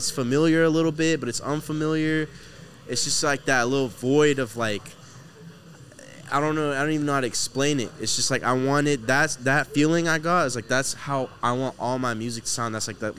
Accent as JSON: {"language": "English", "town": "Houston", "region": "Texas", "country": "United States", "tie": "born or raised there", "said": "Houston. I was born here, but originally Palestine. My dad's from Palestine, mom's from Africa."}